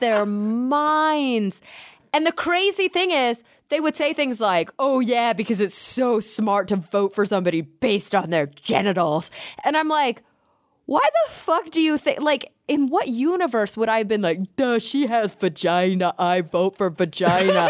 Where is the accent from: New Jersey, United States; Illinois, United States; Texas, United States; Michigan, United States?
Texas, United States; now in California, United States; I grew up in Texas